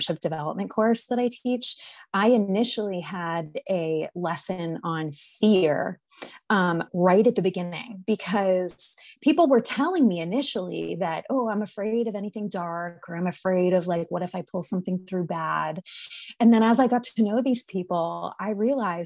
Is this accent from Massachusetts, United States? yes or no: yes; North Shore of Massachusetts, United States; now in Maine, United States; we are from Massachusetts. I live in Maine now, but we're from Massachusetts. We're from the North Shore of Massachusetts